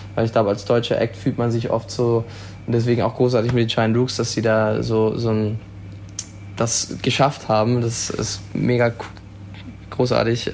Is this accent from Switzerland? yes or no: yes; Switzerland; now in Baden-Württemberg, Germany; ursprünglich bin ich in der Schweiz aufgewachsen